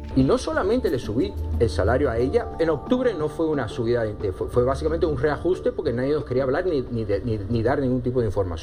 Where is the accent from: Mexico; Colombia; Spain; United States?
United States; Miami, Florida; soy americano, después porque a lo mejor soy cubano-americano, y de Miami